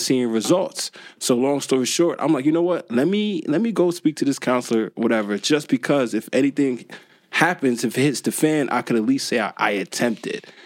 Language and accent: English; Newark, New Jersey, United States; also born or lived in Irvington, New Jersey; I was born and raised in the U.S. Like I said, I was born in Newark, Ivy Hill Projects.